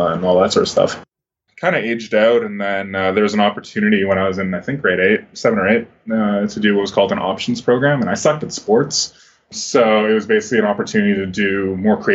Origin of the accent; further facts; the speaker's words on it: Toronto, Ontario, Canada; I grew up in Toronto